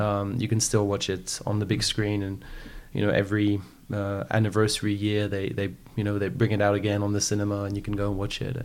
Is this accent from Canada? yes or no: no; French Alps, Auvergne-Rhône-Alpes, France; also born or lived in Paris; I grew up in the French Alps. So I was born in Paris.